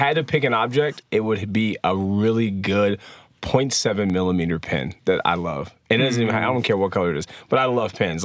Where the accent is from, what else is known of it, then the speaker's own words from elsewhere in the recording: San Diego, California, United States; moved away as an adult; now in Salt Lake City, United States; we are actually from sunny San Diego, California